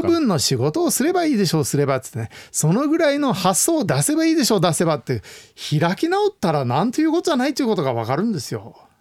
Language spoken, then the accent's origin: Japanese; United States; うちの実家の近くにですね、はい、パシフィックレストトレイルという道がありました。